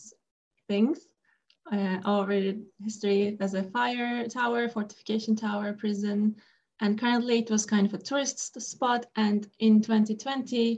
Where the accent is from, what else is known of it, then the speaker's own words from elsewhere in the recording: Istanbul, Turkey; moved away as an adult; now in United States; I was actually still in Istanbul, in my hometown